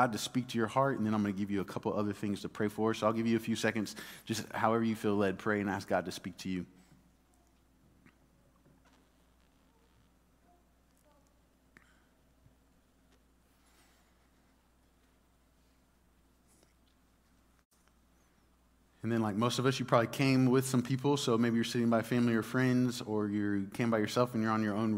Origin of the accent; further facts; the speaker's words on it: Dallas, Texas, United States; I grew up in Dallas